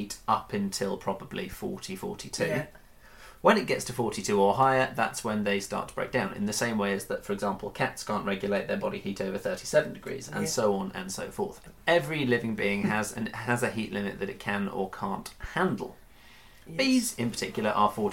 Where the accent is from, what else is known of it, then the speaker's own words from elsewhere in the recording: United Kingdom; me being British